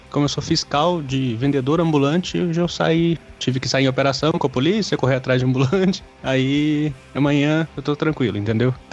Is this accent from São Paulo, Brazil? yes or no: no; Uberaba, Minas Gerais, Brazil; Sou, sou de Uberaba, Minas Gerais, Triângulo Mineiro.